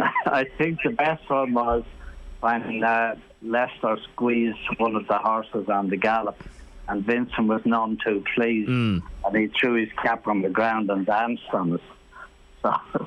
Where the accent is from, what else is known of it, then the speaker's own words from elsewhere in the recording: Ireland; I'm an Irish jockey.